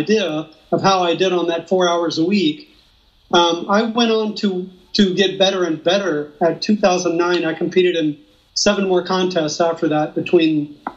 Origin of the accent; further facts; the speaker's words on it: Austin, Texas, United States; moved away as an adult; also born or lived in southern Mexico; now in Mexico; I'm from Austin, Texas, born and raised there